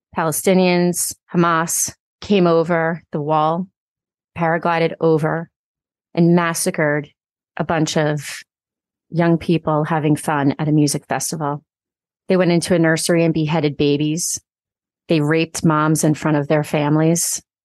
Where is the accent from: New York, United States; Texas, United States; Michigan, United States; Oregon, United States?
New York, United States; I grew up in New York. My town lost about eighty people